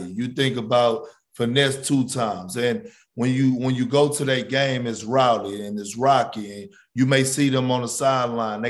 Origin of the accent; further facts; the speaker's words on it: Texas, United States; I'm from Texas, born and raised. I live in Houston.